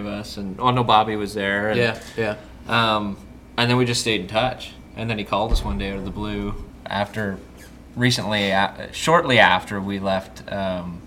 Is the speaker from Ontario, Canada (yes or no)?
yes; Lakefield, Ontario, Canada; We're from Lakefield, which is just north of Peterborough